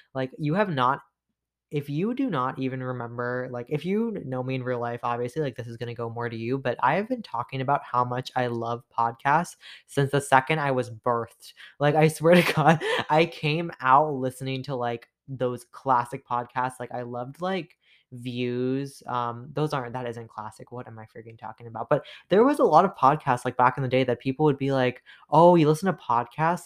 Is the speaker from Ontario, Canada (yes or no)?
yes; Toronto, Ontario, Canada; I'm from Toronto, Canada